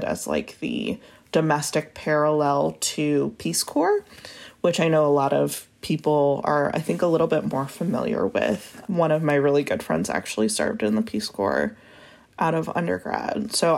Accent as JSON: {"language": "English", "region": "New England", "country": "United States", "also_born_or_lived": "New York", "moved": "as an adult", "lives_now": "Little Rock, United States", "said": "I'm originally from New England and went to straight to New York for college and lived there for 10 years."}